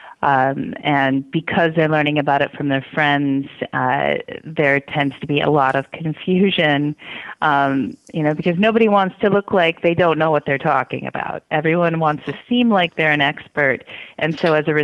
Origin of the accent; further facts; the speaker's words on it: Midwest, United States; I grew up in the Midwest in small towns